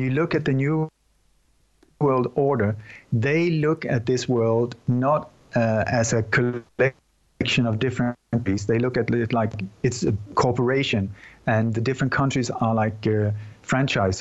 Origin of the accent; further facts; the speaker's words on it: Sweden; also born or lived in Denmark; I'm born in Denmark, but I grew up in Sweden.